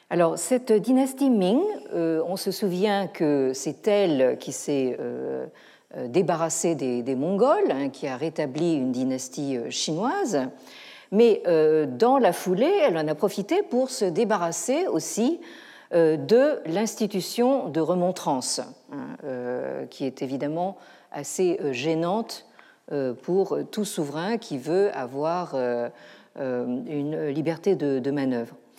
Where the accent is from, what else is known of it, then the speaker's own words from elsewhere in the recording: France; chez nous, en France